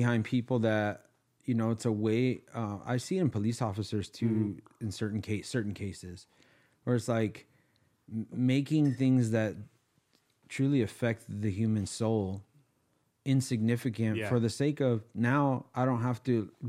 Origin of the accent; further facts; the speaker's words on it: Baldwin Park, California, United States; I grew up in Baldwin Park, like on the line of Covina and Baldwin Park.